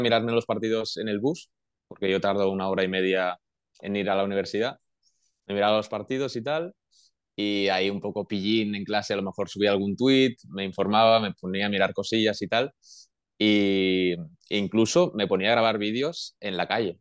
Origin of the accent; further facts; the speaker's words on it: Manresa, Catalonia, Spain; moved away as an adult; now in Portugal; soy de Manresa, que en Manresa hay mucha afición eh, de baloncesto